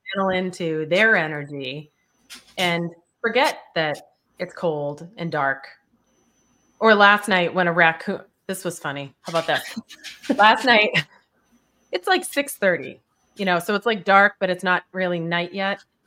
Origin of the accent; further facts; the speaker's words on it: Boston, Massachusetts, United States; I'm from Boston